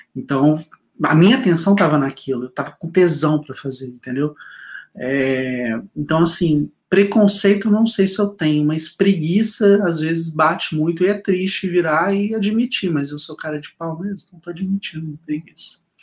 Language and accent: Portuguese; Minas Gerais, Brazil; accent: mineiro; viu o sotaque mineiro?